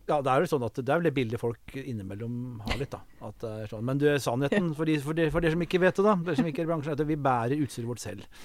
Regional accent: Kongsvinger, Innlandet, Norway; moved away; Jeg kom jo fra Kongsvinger

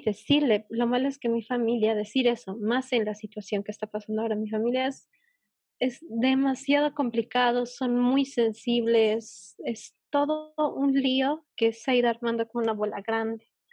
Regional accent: Bolivia; yo eh, de Bolivia

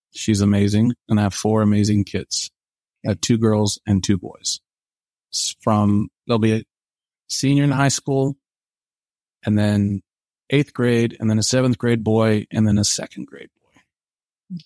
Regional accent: Portland, Oregon, United States; moved away as an adult; now in Provo, United States; I'm from Portland, Oregon

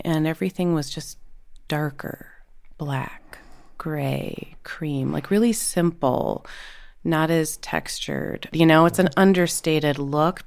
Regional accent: Saint Paul, Minnesota, United States; moved away; also born or lived in Los Angeles; I grew up in Minnesota, in Saint Paul

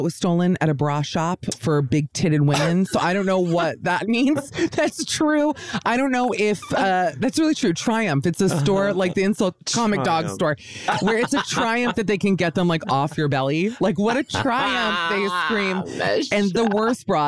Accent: United States

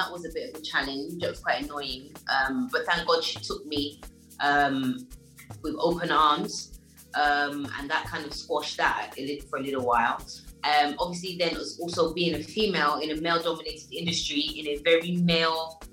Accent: London, United Kingdom; moved away as an adult; also born or lived in Enfield; now in Nigeria; I was born in Enfield at the North Middlesex Hospital, but I grew up in Tottenham with Adele and all of them lot

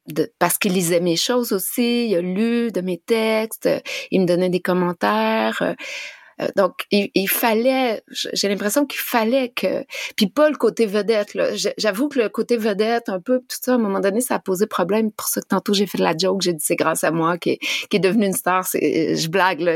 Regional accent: Abitibi, northern Quebec, Canada; moved away; je viens de la BTB

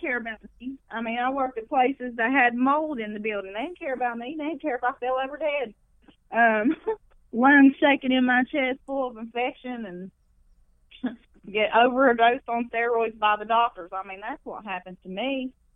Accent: McDowell County, West Virginia, United States; where I grew up in McDowell County, the most Appalachian you could get.

